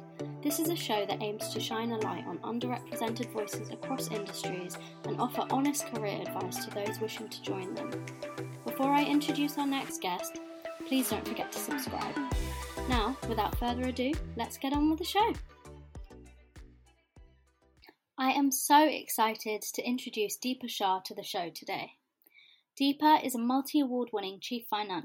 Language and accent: English; Cambridge, East of England, United Kingdom; also born or lived in Surrey; I was born in Surrey and raised in Cambridge